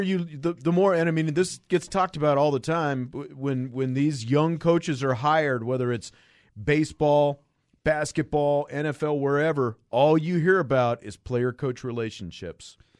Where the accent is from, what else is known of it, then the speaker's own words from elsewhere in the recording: Kansas, United States; I grew up in Kansas